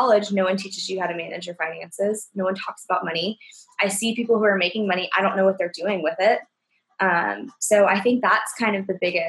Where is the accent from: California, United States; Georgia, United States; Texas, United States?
Georgia, United States; Atlanta; So I think I'm definitely Southern. I grew up in Atlanta